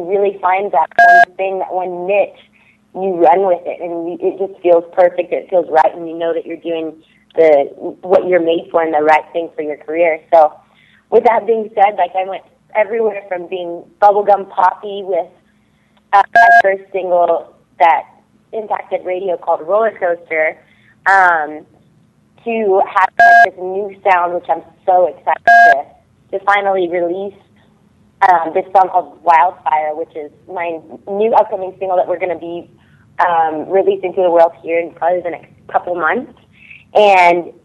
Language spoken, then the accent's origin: English; Texas, United States; also born or lived in Nashville; now in Los Angeles, United States; I'm from Texas originally. Before that, it was Nashville, but I moved out to Los Angeles, where I currently am